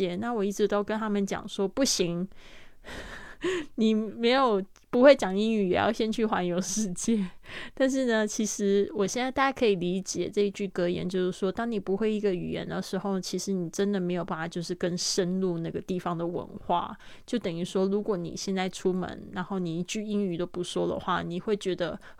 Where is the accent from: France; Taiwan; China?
France; Chinese is a second language; Because I'm French。就是说呢，因为我是法国人，it's easier for me